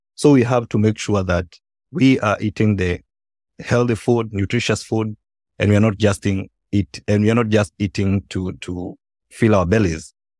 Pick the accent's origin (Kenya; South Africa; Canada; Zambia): Kenya; when I was growing up, um, I'm from Kenya